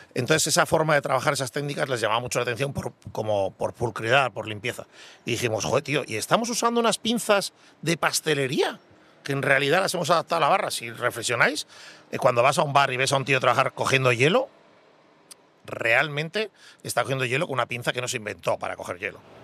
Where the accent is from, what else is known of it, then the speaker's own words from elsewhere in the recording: Basque Country, Spain; me considero muy vasco